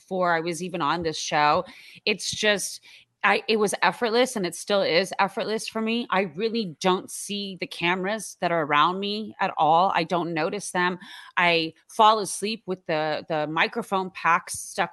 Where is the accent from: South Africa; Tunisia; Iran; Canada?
Iran; moved away; I'm from Iran